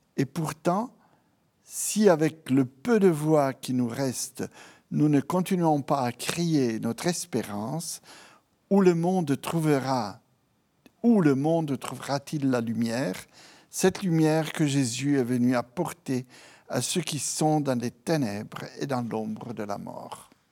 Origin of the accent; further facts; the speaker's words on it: Rome, Lazio, Italy; French is a second language; moved away; also born or lived in Piedmont, Italy; Je suis italien. Euh, mais j'ai une mère piémontaise du nord-ouest de l'Italie, mhm. euh, donc assez influencée par la France, par la mentalité, par la spiritualité, etc. Et un père euh, de Rome. Et à Rome, j'ai été conçu, à Rome, j'ai ensuite vécu